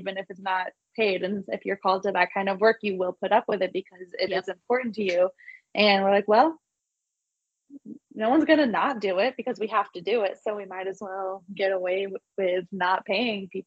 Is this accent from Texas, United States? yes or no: no; Los Angeles, California, United States; also born or lived in San Clemente, California; I grew up in Los Angeles. I'm a Valley girl